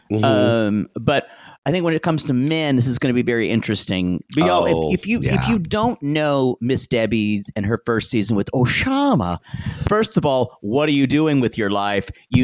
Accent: the South, United States; growing up in the South meant never congratulating yourself on anything

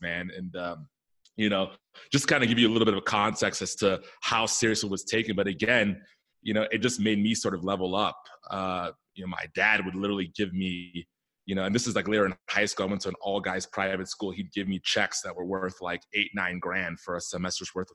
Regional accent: Silver Spring, Maryland, United States; I grew up out east in the DC area on the Maryland side in Silver Spring, Maryland

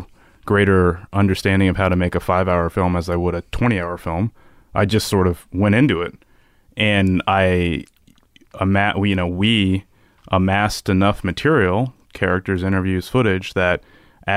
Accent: Washington, District of Columbia, United States; I grew up in Washington, D.C.

